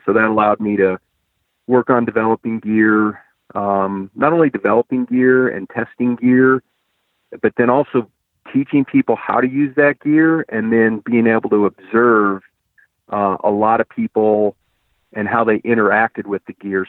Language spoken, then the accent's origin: English; Ohio, United States; I grew up in Ohio